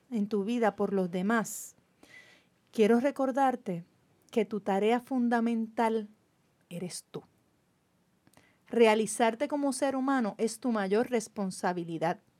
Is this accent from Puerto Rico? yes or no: yes; Carolina, Puerto Rico; soy del pueblo de Carolina.